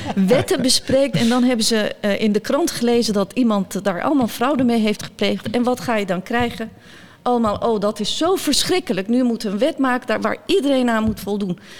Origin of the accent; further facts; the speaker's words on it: Bergen op Zoom, North Brabant, Netherlands; Dutch is a second language; also born or lived in near Samsun, Turkey; En ik ben opgegroeid in Bergen op Zoom